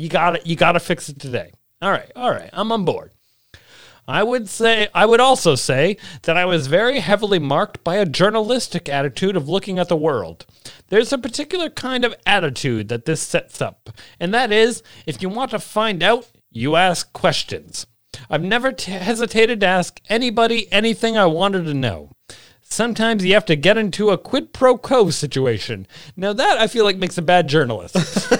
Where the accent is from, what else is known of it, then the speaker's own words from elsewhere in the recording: Washington, United States; also born or lived in Tacoma; I grew up on the Olympic and Kinsack peninsulas in the state of Washington. And even when we lived in Tacoma, we lived on the outskirts.